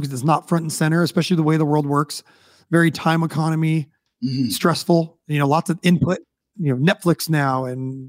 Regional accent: United States; especially being American

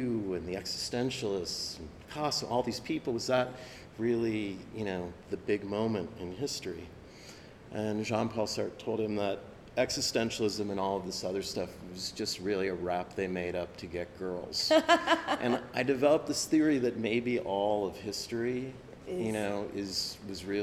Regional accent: Minnesota, United States; I grew up in Minnesota

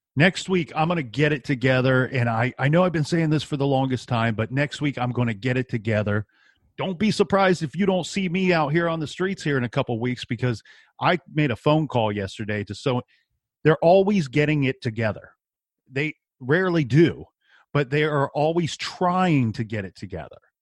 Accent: Columbus, Ohio, United States; I'm from Columbus, Ohio.

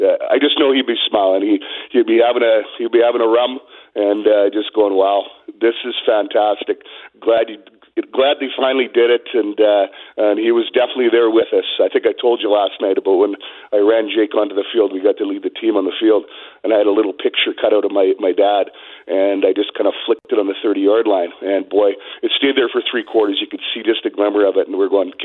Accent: Saskatoon, Saskatchewan, Canada; moved away as an adult; now in Winnipeg, Canada; I was born in Winnipeg in 72. We got transferred to Saskatoon in 1975. Dad worked for Air Canada. And he raised us as true Blue Bomber fans in Saskatoon

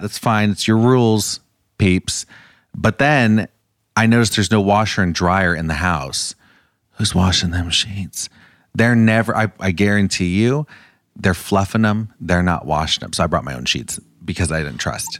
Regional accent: California, United States; I grew up going to Disneyland. I'm from California, and that was like a big part of my childhood

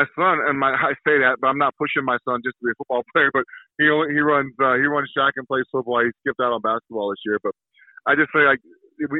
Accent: New Mexico, United States; moved away as an adult; also born or lived in Chicago; I grew up in New Mexico

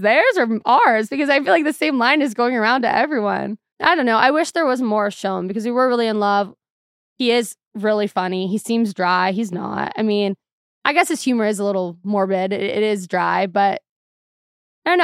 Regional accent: Seattle, Washington, United States; also born or lived in Arizona; Seattle's super depressing. I love it. It's my hometown

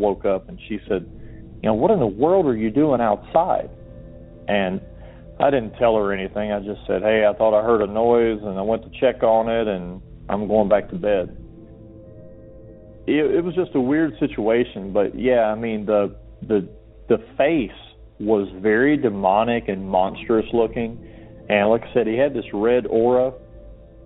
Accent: Georgia, United States; moved away; I'm from Georgia originally

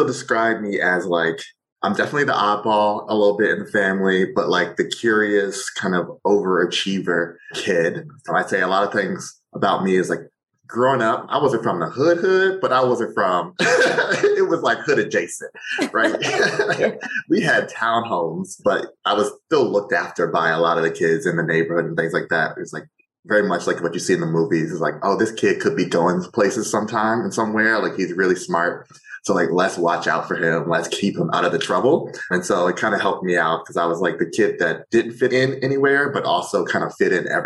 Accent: Virginia Beach, Virginia, United States; I grew up in Virginia Beach, Virginia, Hampton Roads 757

